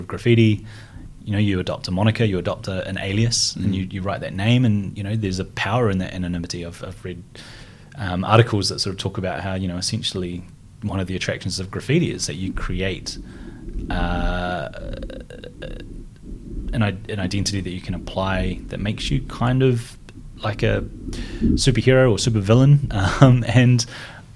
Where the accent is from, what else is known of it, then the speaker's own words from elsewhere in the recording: Christchurch, Canterbury, New Zealand; I grew up in North New Brighton, by the beach